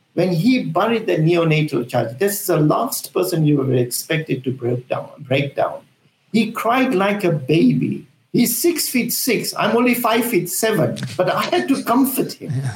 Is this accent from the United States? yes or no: no; Zambia; now in United Kingdom; I'm from Africa, I'm from Zambia, I was born in Zambia and raised there.